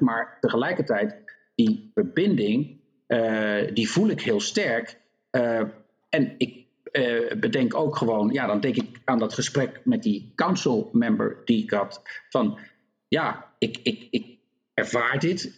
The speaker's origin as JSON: {"language": "Dutch", "country": "Netherlands", "also_born_or_lived": "North Carolina", "moved": "yes", "lives_now": "United States", "said": "Ik ben ook Nederlander"}